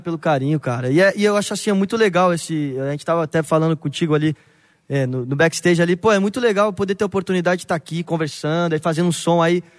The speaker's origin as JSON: {"language": "Portuguese", "region": "Rio Grande do Sul", "country": "Brazil", "tie": "born or raised there", "said": "do Rio Grande do Sul, que foi da onde eu cresci"}